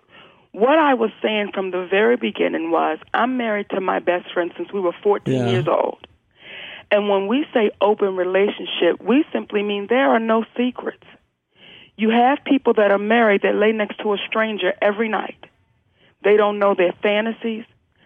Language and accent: English; Baltimore, Maryland, United States; I'm from Baltimore, Maryland